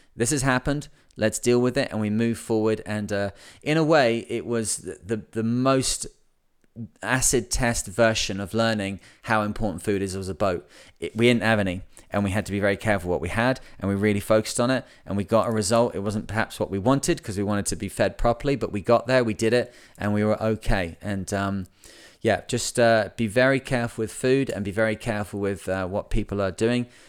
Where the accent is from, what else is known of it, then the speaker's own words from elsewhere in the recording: England, United Kingdom; I'm English